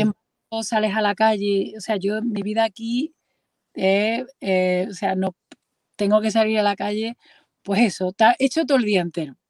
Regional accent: Andalusia, Spain; moved away as an adult; now in Madrid, Spain; yo estoy residiendo en Madrid y soy andaluza

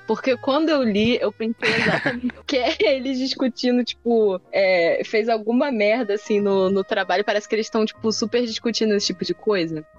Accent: Brazil; Eu sou brasileiro

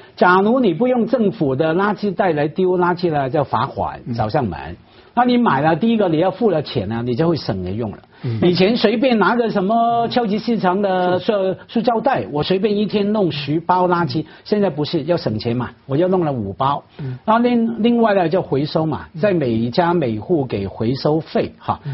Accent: Hong Kong; 连我们的特首啊，梁振英啊，也去捡了

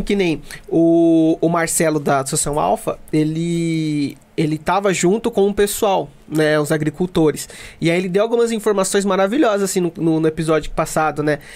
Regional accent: Mogi das Cruzes, São Paulo, Brazil; eu sou de Jundiapeba

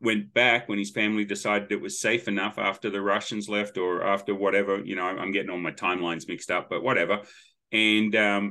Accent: Sydney, New South Wales, Australia; moved away as an adult; now in Tennessee, United States; I grew up in Sydney

